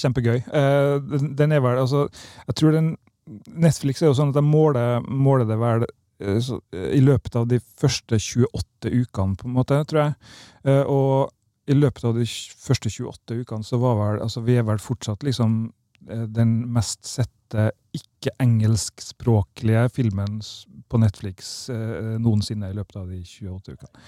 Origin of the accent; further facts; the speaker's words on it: Kristiansund, Møre og Romsdal, Norway; moved away; also born or lived in Lillehammer; i Kristiansund, der jeg vokste opp